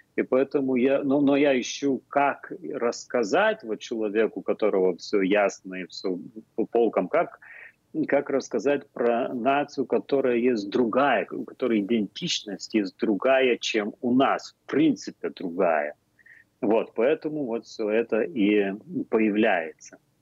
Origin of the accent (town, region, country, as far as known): Lithuania